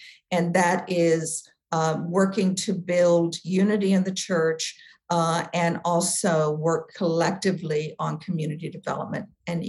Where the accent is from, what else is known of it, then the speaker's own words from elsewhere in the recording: Southwest Virginia, United States; moved away as an adult; also born or lived in Massachusetts / Texas; He grew up in Northern Virginia, and I grew up in Southwest Virginia.